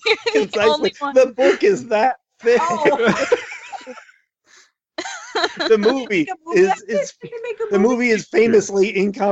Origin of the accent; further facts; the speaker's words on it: Washington, United States; now in Phoenix, United States; Washington State, which is as close to Canada as you can get and still be an American. And we now live in Phoenix.